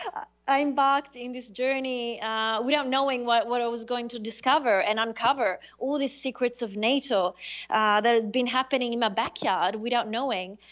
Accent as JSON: {"language": "English", "town": "Rome", "region": "Lazio", "country": "Italy", "tie": "born or raised there", "also_born_or_lived": "Sardinia / Australia", "moved": "as an adult", "lives_now": "Milan, Italy", "said": "I grew up between Rome and uh, and and Sardinia. So I was I was I was born in Rome from an Australian dad, and my mother is Sardinian. Uh, Milan is a recent move"}